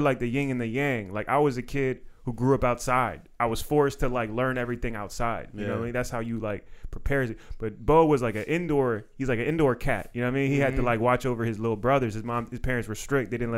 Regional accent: Silver Spring, Maryland, United States; growing up in Silver Spring

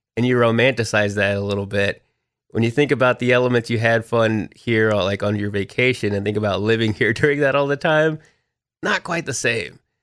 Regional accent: Texas, United States; moved away as an adult; also born or lived in Austin, Texas; now in Nashville, United States; growing up in Texas

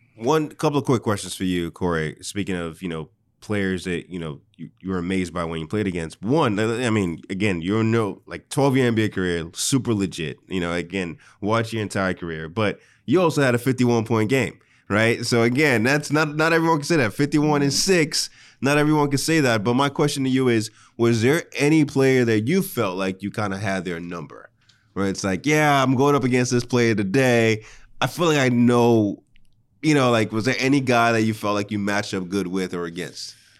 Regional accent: Nigeria; moved away; I grew up in Nigeria

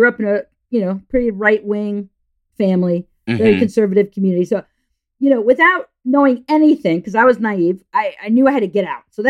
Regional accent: New England, United States; now in New York, United States; So I grew up in New England.

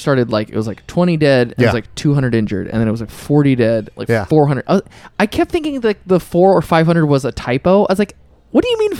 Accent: New Zealand; I've been a longtime listener. I'm from New Zealand and have finally saved up enough money to take a trip to the U.S.

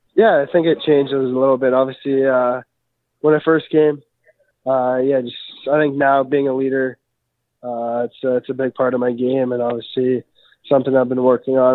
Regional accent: Prince Albert, Saskatchewan, Canada; I grew up in Prince Albert, Saskatchewan.

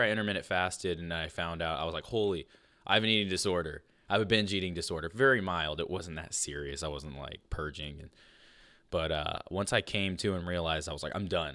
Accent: Fort Fairfield, Maine, United States; also born or lived in Limestone, Maine; we grew up in Fort Fairfield and Limestone, and there was not many people around.

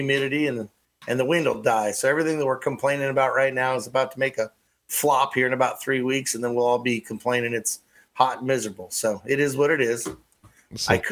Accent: California, United States; also born or lived in Fremont, California; now in Onawa, Iowa, United States; I'm originally from California.

